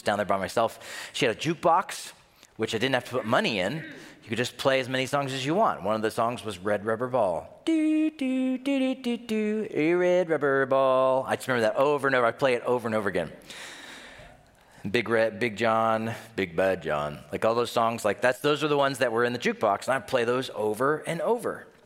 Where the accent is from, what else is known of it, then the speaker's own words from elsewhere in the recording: the South, United States; Yes, I'm from the South, and yes, we say aunt, not aunt.